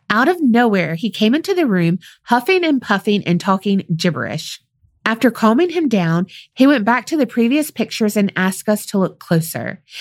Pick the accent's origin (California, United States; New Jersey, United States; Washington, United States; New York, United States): New Jersey, United States; I'm from New Jersey, aka the Jersey Shore.